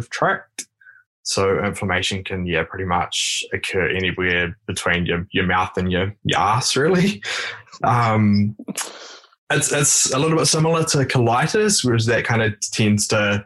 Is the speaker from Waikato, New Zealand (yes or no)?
no; Taranaki, New Zealand; now in Wellington, New Zealand; I am actually from the Taranaki region, but I live down here in Wellington.